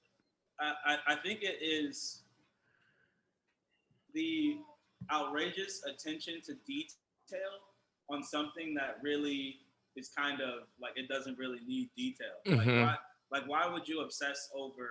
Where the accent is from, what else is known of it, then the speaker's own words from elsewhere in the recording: Hillsboro, Oregon, United States; I grew up in Hillsboro